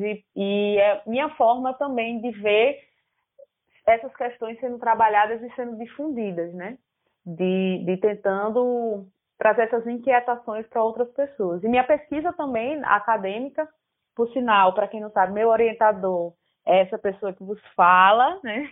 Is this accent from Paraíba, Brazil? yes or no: yes; Paraíba, Brazil; como paraibano